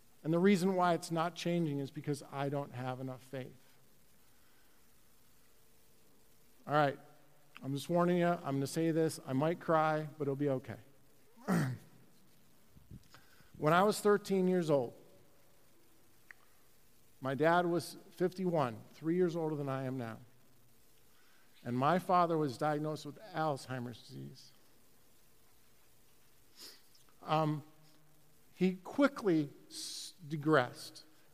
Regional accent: Chicago, Illinois, United States; I grew up in Chicago, North Side

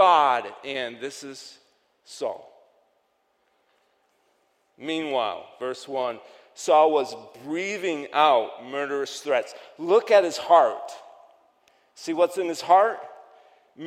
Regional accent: New York, United States; accent: Yankee accent from New York; my Yankee accent from New York

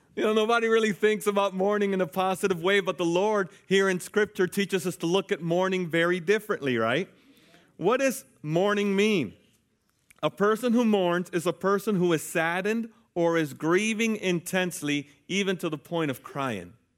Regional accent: United States; as American citizens

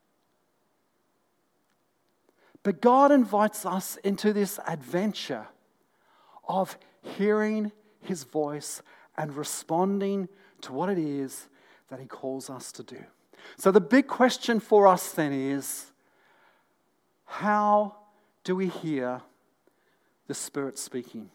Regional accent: North East England, United Kingdom; when I was a young boy, growing up in the northeast of England

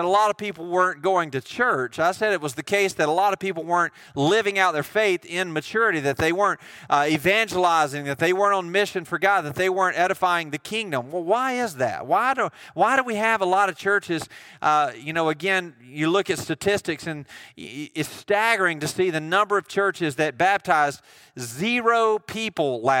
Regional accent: United States; I'm from Jones County

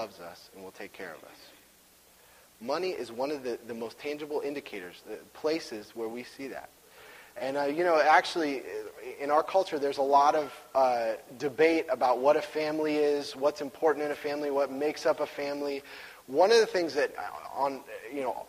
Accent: Washington, United States; I'm from Washington.

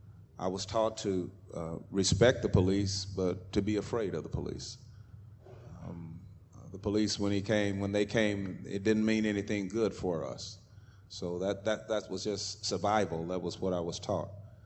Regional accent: Tulsa, Oklahoma, United States; I was raised in Tulsa. I was born in Tulsa, raised here, went to school here. I was born here in 1951.

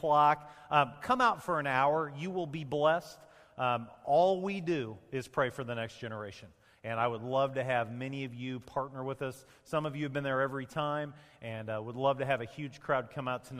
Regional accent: Champaign, Illinois, United States; I grew up in Champaign, I grew up around farming

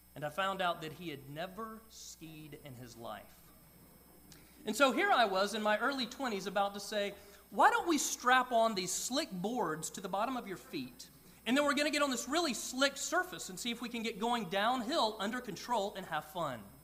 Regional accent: Georgia, United States; I grew up in Georgia

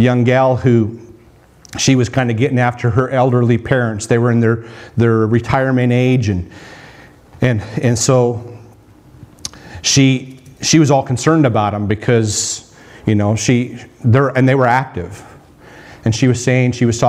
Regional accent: North Dakota, United States; I grew up in North Dakota on a farm

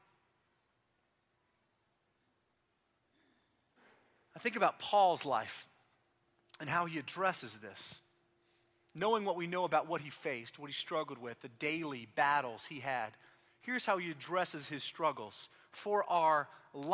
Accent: Austin, Texas, United States; now in Oklahoma City, United States; I grew up in Austin

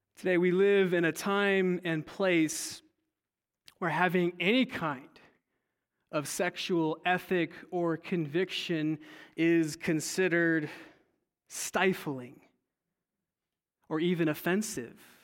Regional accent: California, United States; moved away; I'm originally from California, and as a teenager, I attended a Saddleback church with my family

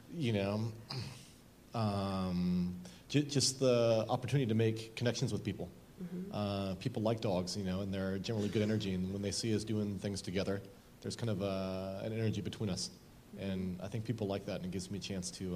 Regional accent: Southern Oregon, United States; I grew up in Southern Oregon

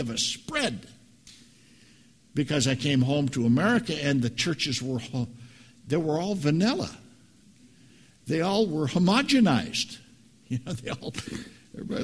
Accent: 7 miles from Hampton, Nebraska, United States; moved away; It's a little know-nothing town 7 miles from where I grew up

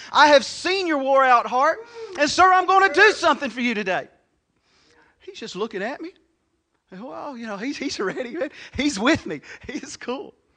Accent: United States; I was born in Crittenden County

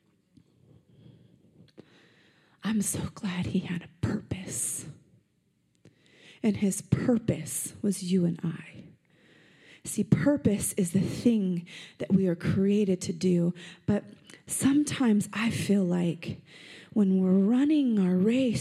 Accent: Las Vegas, Nevada, United States; I'm from Vegas. I'm born here, and it's my city.

